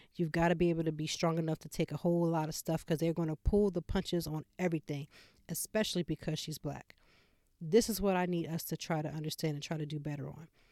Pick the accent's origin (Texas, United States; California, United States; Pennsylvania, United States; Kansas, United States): Pennsylvania, United States; now in Philadelphia, United States; about an hour and a half from Philadelphia to my hometown